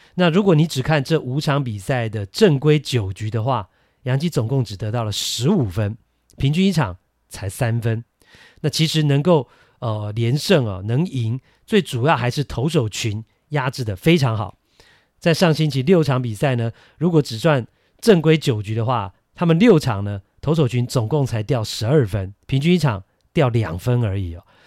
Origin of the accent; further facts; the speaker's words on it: Taiwan; 我们台湾人